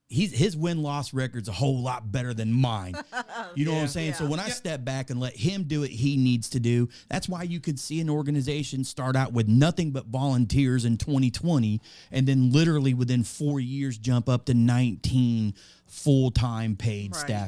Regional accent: West Frankfort, Illinois, United States; I was born and raised here in Southern Illinois, a little small town just south of us here, West Frankfort. I was born there in 1984, grew up there all my life

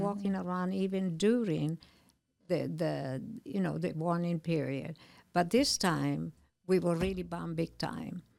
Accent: Milan, Lombardy, Italy; English is a second language; moved away as an adult; also born or lived in New York / Illinois; now in United States; I was born in Milano, and I lived there until I left when I was nineteen

